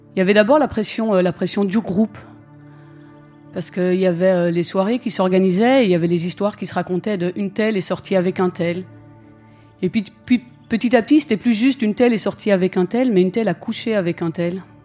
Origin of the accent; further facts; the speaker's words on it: Belgium; Je suis belge, j'ai fait ma scolarité en Belgique